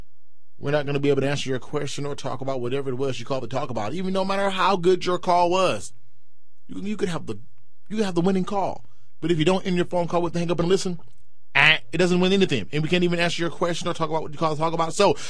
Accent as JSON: {"language": "English", "region": "Mississippi", "country": "United States", "lives_now": "Jackson, United States", "said": "I'm from Mississippi, but I've never, like, lived in Jackson"}